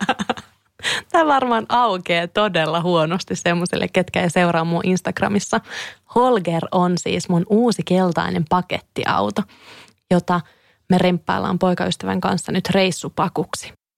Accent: Kouvola, Kymenlaakso, Finland; mä oon Kouvolasta kotoisin ja siellä mä olin tosi paljon lapsena

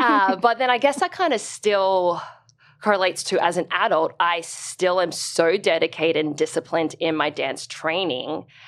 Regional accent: Brisbane, Queensland, Australia; So I'm from Brisbane. Okay. And I grew up in the north of Brisbane. Well, that's where we moved to.

